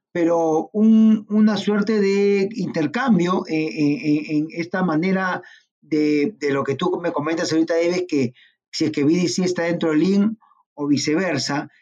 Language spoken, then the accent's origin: Spanish; Peru